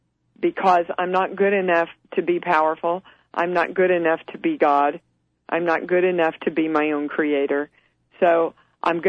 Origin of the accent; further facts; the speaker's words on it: Kansas, United States; moved away; from Kansas